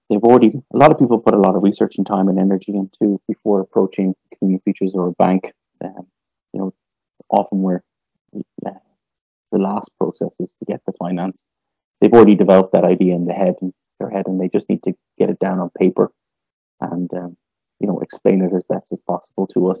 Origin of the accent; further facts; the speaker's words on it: Dublin, Leinster, Ireland; moved away as an adult; also born or lived in Limerick, Ireland; now in Northwest Alberta, Canada; Originally, I'm from Ireland. And I grew up in the capital city in Dublin